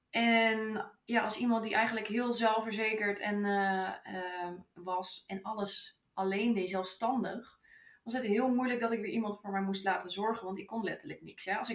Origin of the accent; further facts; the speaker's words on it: Utrecht, Netherlands; Ik ben 32 jaar oud en ik kom uit Utrecht.